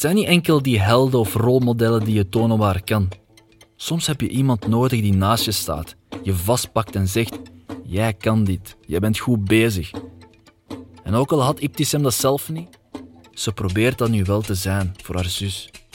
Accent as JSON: {"language": "Dutch", "region": "Flanders", "country": "Belgium", "said": "ik ben een Vlaming, ik ben een Belg"}